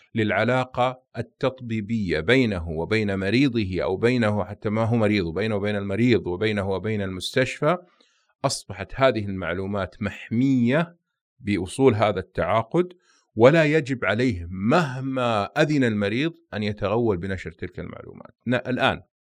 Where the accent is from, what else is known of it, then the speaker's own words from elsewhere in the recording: Saudi Arabia; احنا كسعوديين